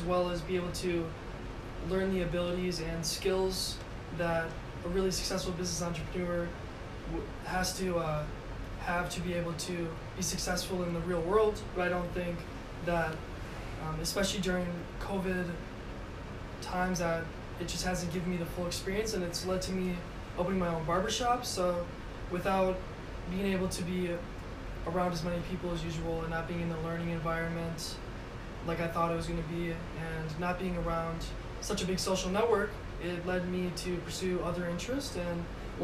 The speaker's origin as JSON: {"language": "English", "town": "Madison", "region": "Wisconsin", "country": "United States", "tie": "born or raised there", "said": "my hometown of Madison, Wisconsin"}